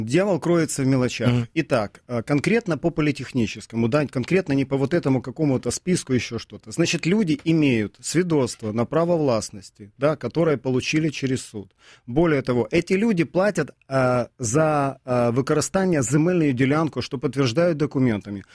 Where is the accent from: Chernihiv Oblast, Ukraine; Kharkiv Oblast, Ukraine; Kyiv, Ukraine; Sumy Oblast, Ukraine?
Kyiv, Ukraine; как для коренного жителя киевлянина